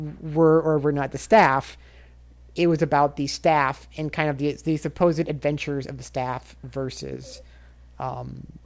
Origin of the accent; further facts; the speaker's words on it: Nebraska, United States; I moved back home and worked from Nebraska for the magazine